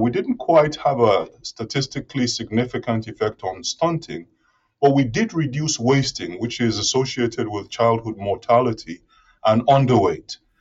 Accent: Nigeria; moved away as an adult; also born or lived in Reading, United Kingdom / Aberystwyth, United Kingdom; now in Gainesville, United States; I'm originally from Nigeria, and my high school, grade school education was in Nigeria

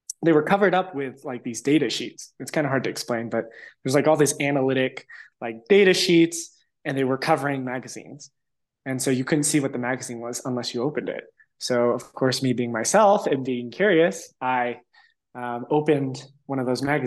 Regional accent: Los Angeles, California, United States; also born or lived in San Diego; So I was 13, and my family, right after kind of like the economic crisis in 2006, 2007, we relocated from Los Angeles to San Diego

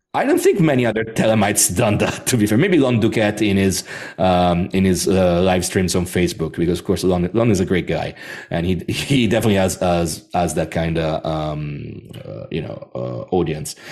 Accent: Rome, Lazio, Italy; I was born in Rome

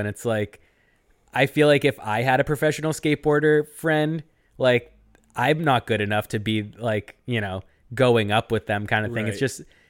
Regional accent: Washington, District of Columbia, United States; I grew up in the Washington, D.C. punk scene, and I love this sort of stuff.

